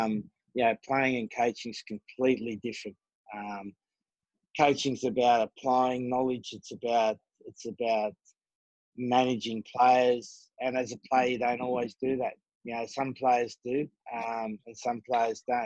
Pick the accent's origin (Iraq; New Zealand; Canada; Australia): Australia; moved away as an adult; also born or lived in South Africa / Japan; now in United Kingdom; as an Australian